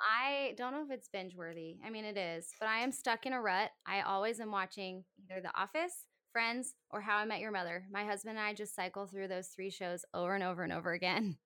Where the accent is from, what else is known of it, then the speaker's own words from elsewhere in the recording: Howard County, Maryland, United States; also born or lived in Philadelphia area; I am born and raised in Maryland. I grew up in Howard County